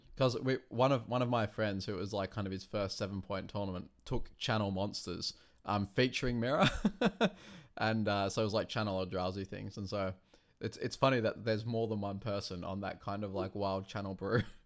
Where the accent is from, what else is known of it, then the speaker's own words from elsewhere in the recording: Wollongong, New South Wales, Australia; I come from Wollongong